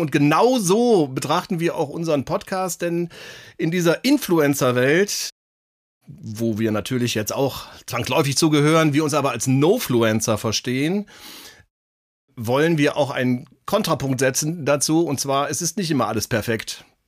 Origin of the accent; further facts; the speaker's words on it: Bergisches Land, near Cologne, North Rhine-Westphalia, Germany; wir kommen beide aus Köln, ähm, beziehungsweise Andi direkt aus Köln, ich aus der näheren Umgebung im Bergischen Land